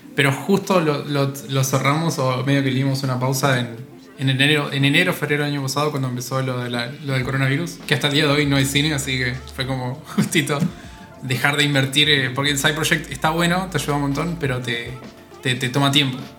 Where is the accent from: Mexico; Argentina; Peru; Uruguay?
Argentina; Entre Ríos; moved away as an adult; now in Buenos Aires, Argentina; no soy de acá de Buenos Aires, soy de Entre Ríos, que es una provincia que está al norte de Buenos Aires